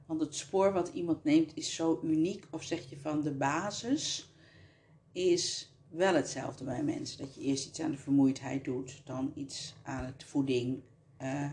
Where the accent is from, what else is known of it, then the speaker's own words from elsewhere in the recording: Colombia; now in Netherlands; ik uit Colombia kom